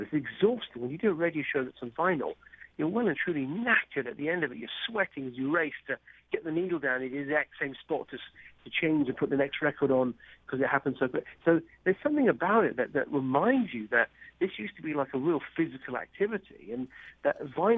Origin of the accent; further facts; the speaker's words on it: Cambridge, East of England, United Kingdom; moved away; I grew up in Cambridge, England